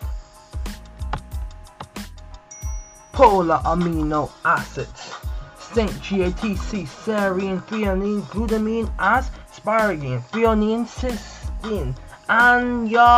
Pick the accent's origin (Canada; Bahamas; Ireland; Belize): Bahamas; I'm from the Bahamas